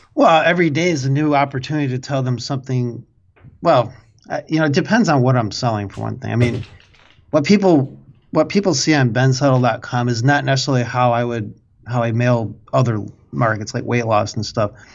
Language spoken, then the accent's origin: English; Midwest, United States; accent: Midwest; it's my Midwest accent